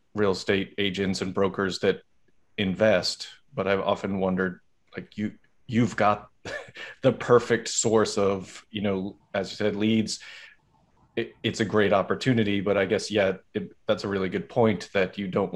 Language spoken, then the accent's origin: English; Boston, Massachusetts, United States; I'm from Boston